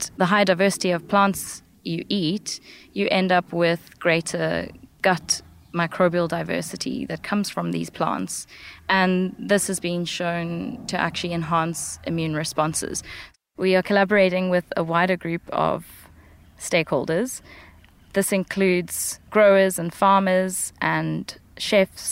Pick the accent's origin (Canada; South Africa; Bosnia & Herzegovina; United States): South Africa; Western Cape; my childhood, growing up in the Western Cape of South Africa